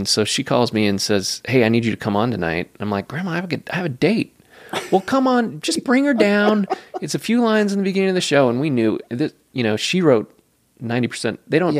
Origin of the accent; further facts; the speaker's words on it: West Coast, United States; So growing up on the West Coast, there was no yes, sir, and yes, ma'am.